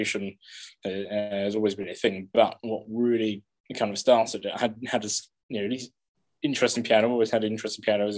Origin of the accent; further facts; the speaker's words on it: England, United Kingdom; growing up in England